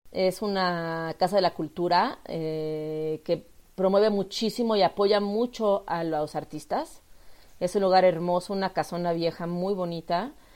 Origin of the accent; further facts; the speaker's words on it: Mexico; yo soy artista plástica mexicana